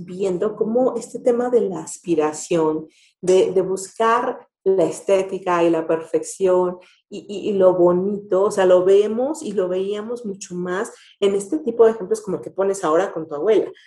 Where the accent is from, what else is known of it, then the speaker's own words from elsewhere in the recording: Mexico; como mexicanos